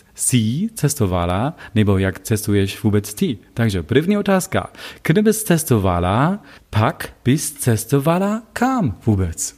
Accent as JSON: {"language": "Czech", "town": "Wittenberg", "region": "Saxony-Anhalt", "country": "Germany", "also_born_or_lived": "Leipzig", "second_language": "Czech", "moved": "yes", "said": "pocházím, jak víš, z Wittenbergu. Wittenberg není ve Sasku, ale ve Sasku Anhaltsku"}